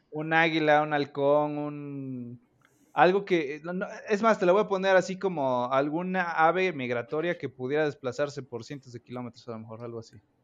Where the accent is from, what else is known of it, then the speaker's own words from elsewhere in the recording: Orizaba, Veracruz, Mexico; yo soy de Orizaba, Veracruz